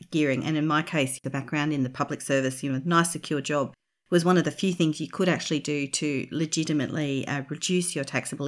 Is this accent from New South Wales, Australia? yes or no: no; Brisbane, Queensland, Australia; Growing up in Brisbane